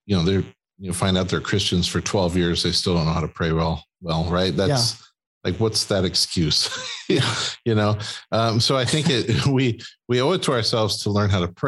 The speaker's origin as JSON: {"language": "English", "region": "Wisconsin", "country": "United States", "said": "We're from Wisconsin"}